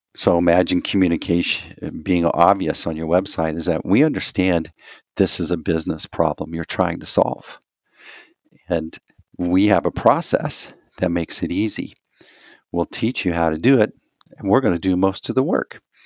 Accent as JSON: {"language": "English", "region": "Texas", "country": "United States", "said": "I'm from Texas"}